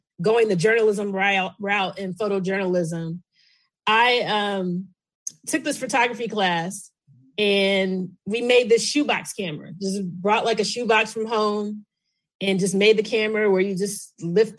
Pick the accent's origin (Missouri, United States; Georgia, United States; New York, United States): Missouri, United States; Kansas City; moved away as an adult; also born or lived in Tennessee / South Jersey; now in Washington, D.C., United States; I'm originally from Kansas City, Missouri. But I live here in the D.C. area.